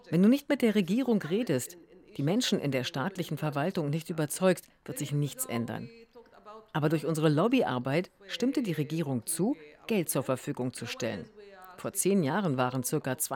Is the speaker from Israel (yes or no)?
yes; Israel; eine palästinensische israelische Bürgerin. Ich kann nicht mit Stolz behaupten, Israelin zu sein.